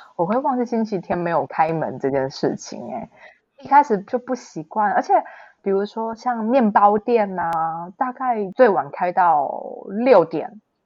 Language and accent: Chinese; Taiwan; moved away as an adult; now in Germany; 我也是在台湾土生土长长大的